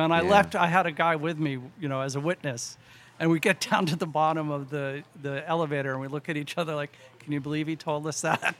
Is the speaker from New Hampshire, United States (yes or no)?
yes; New Hampshire, United States; moved away; also born or lived in Maine; New Hampshire, originally.